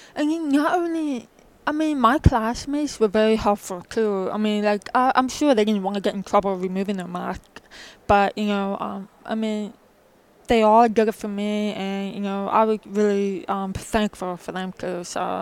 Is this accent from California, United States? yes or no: no; New Jersey, United States; I'm originally from New Jersey